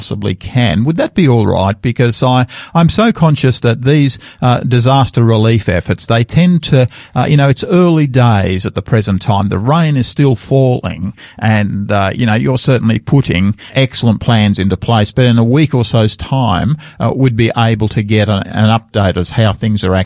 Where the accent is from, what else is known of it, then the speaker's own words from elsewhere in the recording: Australia; being an Australian